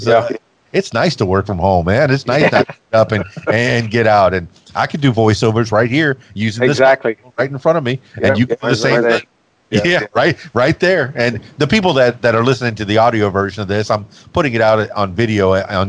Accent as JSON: {"language": "English", "region": "Florida", "country": "United States", "tie": "born or raised there", "said": "And then the reggae, as I'm growing up in the Florida Keys, yeah, definitely have a feel."}